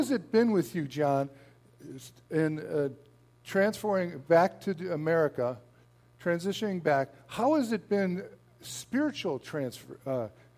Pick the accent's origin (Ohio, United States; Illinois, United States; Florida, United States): Illinois, United States; Rolling Meadows; moved away as an adult; now in Japan; I grew up in Rolling Meadows